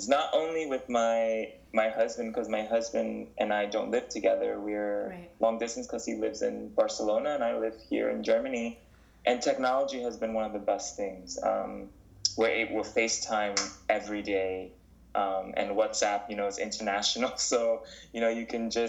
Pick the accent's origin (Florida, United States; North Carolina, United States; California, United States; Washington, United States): North Carolina, United States; born there; And uh, when I was born, I was born in North Carolina.